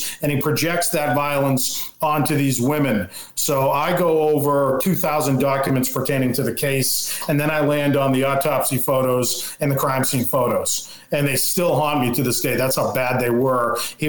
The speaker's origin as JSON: {"language": "English", "area": "Cape Cod", "region": "Massachusetts", "country": "United States", "tie": "born or raised there", "said": "I grew up on Cape Cod where these murders happened back in 1968 and 69. So as I'm growing up, I'm hearing about this story almost like local folklore."}